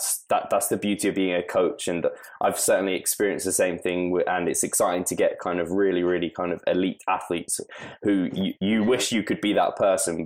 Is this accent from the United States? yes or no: no; United Kingdom; I'm proper British and can't actually do any other kind of languages at all